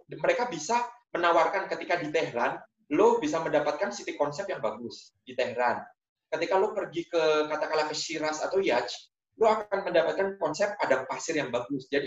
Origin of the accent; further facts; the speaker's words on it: Indonesia; born there; karena gue lahir di Indonesia